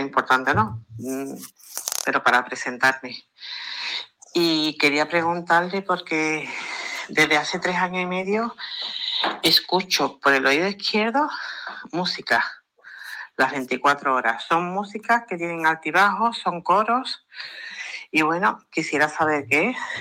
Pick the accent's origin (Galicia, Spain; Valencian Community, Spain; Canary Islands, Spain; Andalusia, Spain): Andalusia, Spain; Seville; soy de Sevilla